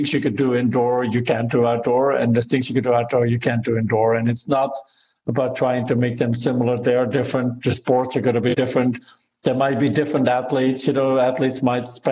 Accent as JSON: {"language": "English", "country": "Belgium", "moved": "yes", "lives_now": "United States", "said": "I am originally from Belgium and live in the US."}